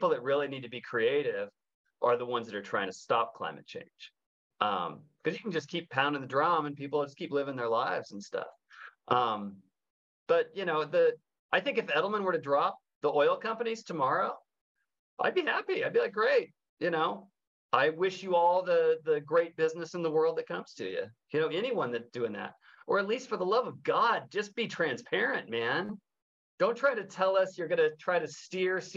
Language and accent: English; Northern California, United States; I'm from Northern California